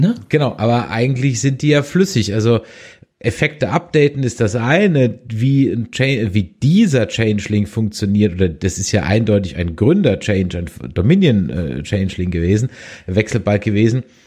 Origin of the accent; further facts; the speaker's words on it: Germany; ich als Deutscher